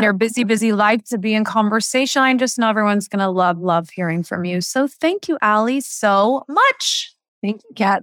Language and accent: English; Indiana, United States; moved away as an adult; I grew up in Indiana loving, loving sports